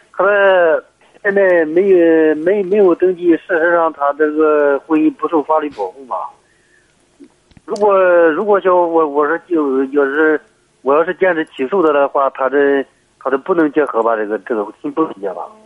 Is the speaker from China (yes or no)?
yes; Heze, Shandong, China; 我是菏泽的。